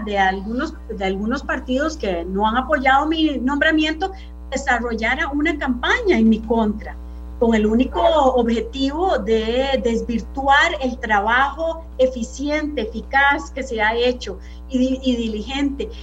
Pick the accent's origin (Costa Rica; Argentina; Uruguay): Costa Rica